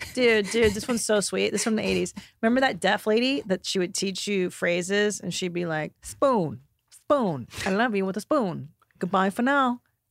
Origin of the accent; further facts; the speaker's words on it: California, United States; I grew up in the San Fernando Valley.